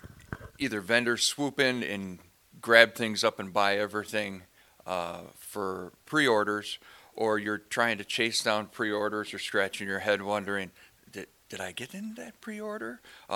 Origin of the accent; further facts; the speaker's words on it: Gary, Indiana, United States; I'm from Gary, Indiana.